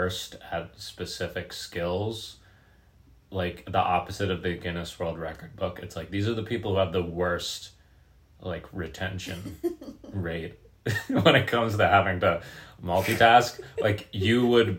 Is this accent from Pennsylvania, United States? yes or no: yes; Pennsylvania, United States; I lived in, like, Amish town, Pennsylvania